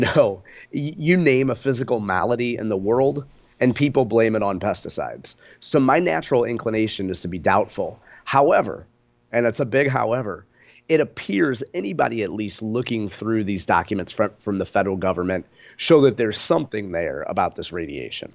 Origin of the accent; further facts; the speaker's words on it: Spanish Lake, Missouri, United States; we grew up in Spanish Lake